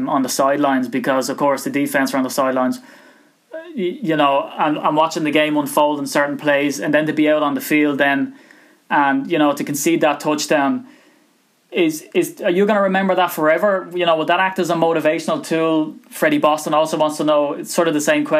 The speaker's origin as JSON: {"language": "English", "country": "Ireland", "said": "with being Irish, sometimes I speak too fast"}